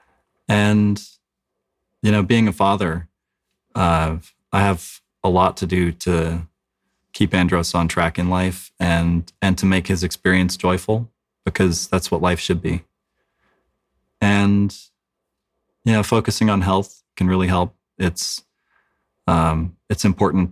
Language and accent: English; South Carolina, United States; Growing up in South Carolina, my father taught me to shoot guns